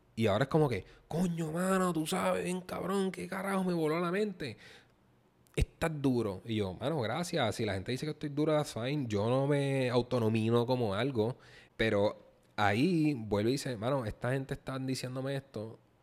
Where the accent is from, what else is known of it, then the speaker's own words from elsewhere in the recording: Puerto Rico; como puertorriqueño y creo en mi cultura